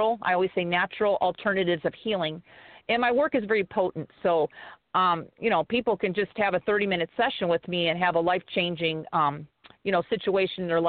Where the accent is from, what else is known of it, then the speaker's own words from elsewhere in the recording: Chicago, Illinois, United States; also born or lived in Pennsylvania; now in Hawaii, United States; I'm actually originally from Chicago, but I lived there for many years